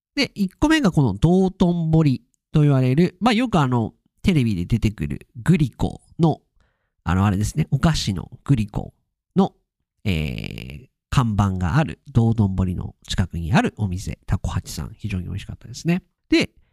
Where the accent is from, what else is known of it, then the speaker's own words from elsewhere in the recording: Tohoku, Akita, Japan; also born or lived in United States; 東北、秋田、秋田の人